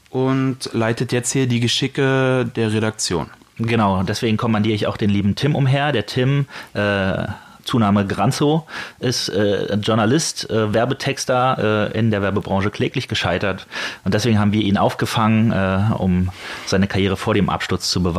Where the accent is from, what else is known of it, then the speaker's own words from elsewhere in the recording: Berlin, Germany; Ich bin, ich bin auch aus Berlin.